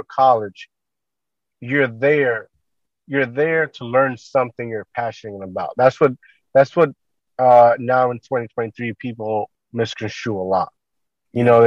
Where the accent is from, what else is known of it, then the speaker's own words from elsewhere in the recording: Puerto Rico; now in New Jersey, United States; I grew up in Puerto Rico